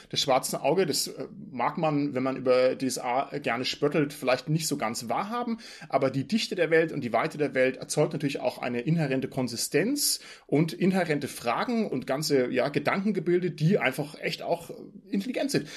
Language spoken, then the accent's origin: German; Southern Germany, Germany; Ich komme ja aus Süddeutschland